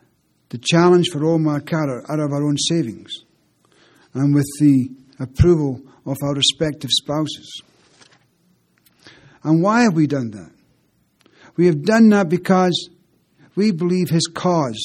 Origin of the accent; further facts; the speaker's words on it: Lochee, Scotland, United Kingdom; I'm from Lockheed